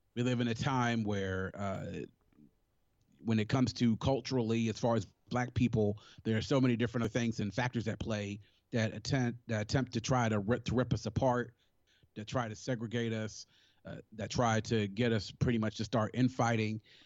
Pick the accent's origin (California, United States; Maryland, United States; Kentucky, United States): Maryland, United States; Prince George's County; also born or lived in Washington, D.C.; raised in Maryland